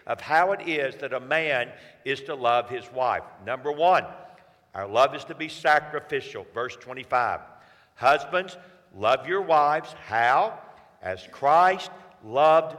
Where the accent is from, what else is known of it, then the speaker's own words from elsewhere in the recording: Atlanta, Georgia, United States; I'm from Atlanta, Georgia